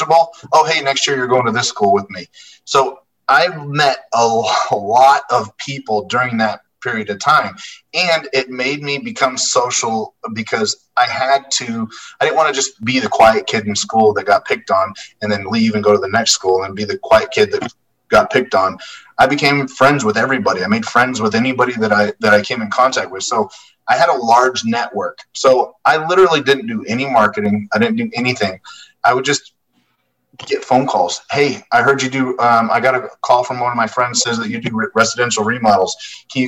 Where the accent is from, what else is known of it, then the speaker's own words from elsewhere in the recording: Las Vegas, Nevada, United States; I was born and raised in the Las Vegas area